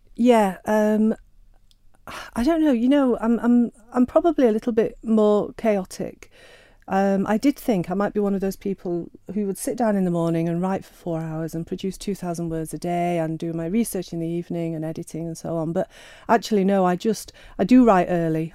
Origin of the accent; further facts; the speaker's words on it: Sheffield, Yorkshire and the Humber, United Kingdom; I'm Sheffield born and bred